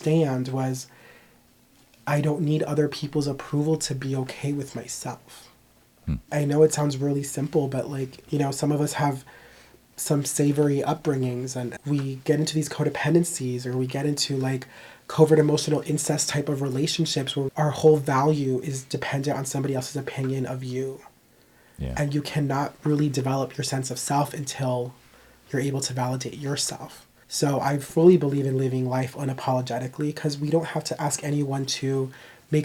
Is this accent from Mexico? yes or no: yes; Mexico; I grew up in Mexico